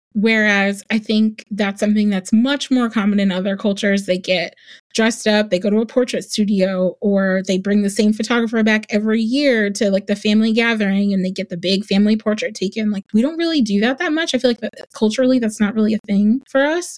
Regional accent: New Jersey, United States; moved away as an adult; also born or lived in New York; now in Charlotte, United States; I grew up in New Jersey, but my entire family is in the South

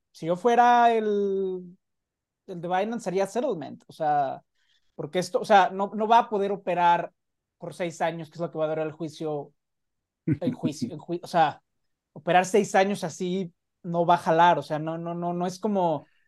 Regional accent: Mexico; como buen mexicano

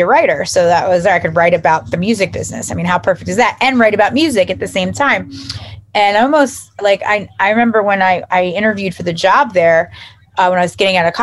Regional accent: United States; also born or lived in South Jersey / North Jersey; now in New Jersey, United States; I grew up right outside of Philly

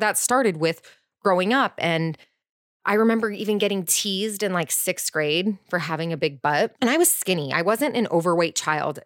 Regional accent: Orange County, California, United States; I grew up in Orange County too in a private school

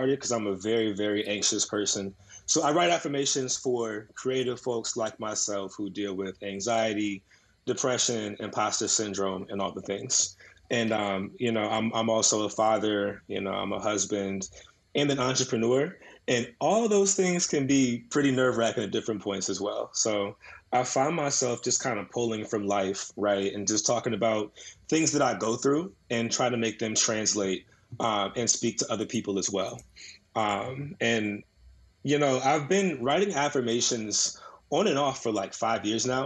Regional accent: Woodbridge, Virginia, United States

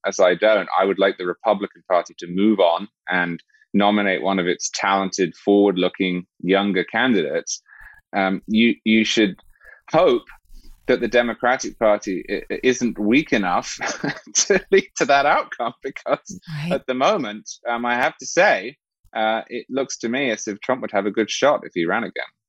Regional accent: England, United Kingdom; moved away; I'm originally English

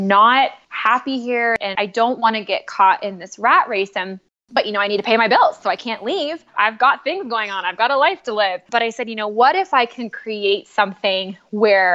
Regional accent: California, United States; I'm from California

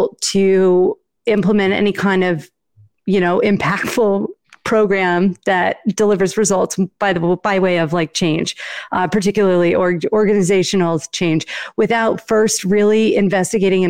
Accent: Northeast, United States; I'm from the Northeast

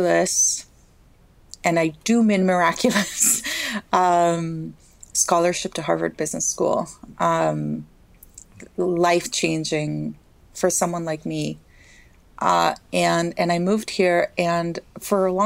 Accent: Costa Rica; moved away as an adult; now in United States; I was born and raised in Costa Rica

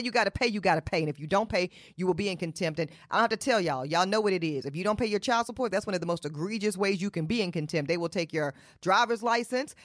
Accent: Charlotte, North Carolina, United States; I'm from Charlotte, North Carolina. I was raised in Charlotte, North Carolina.

